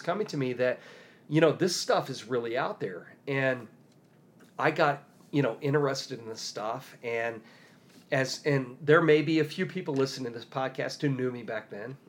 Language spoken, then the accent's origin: English; Decatur, Illinois, United States; I grew up near Decatur, Illinois.